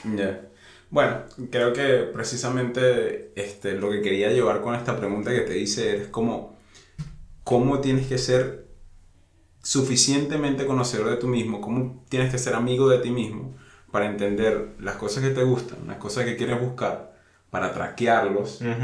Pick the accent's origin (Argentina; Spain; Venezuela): Venezuela; nosotros somos de Venezuela